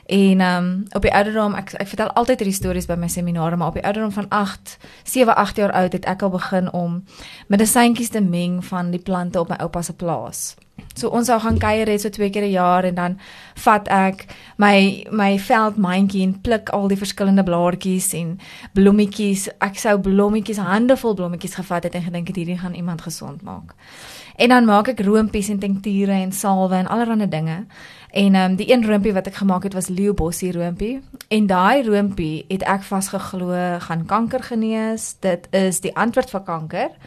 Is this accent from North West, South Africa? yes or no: yes; Klerksdorp, North West, South Africa; ek het groot geword in Klerksdorp, ehm um, in 'n NG huishouding.